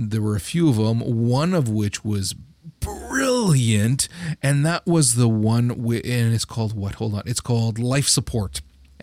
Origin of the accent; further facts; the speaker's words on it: Canada; I'm Canadian